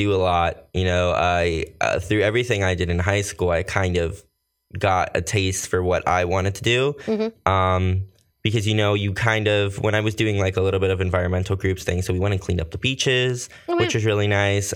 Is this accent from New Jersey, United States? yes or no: yes; Somerset County, New Jersey, United States; also born or lived in Costa Rica / Bridgewater, New Jersey / Manville, New Jersey / South Bound Brook, New Jersey; But I've mostly lived everything out here in Jersey. Somerset County, though, has always been my home.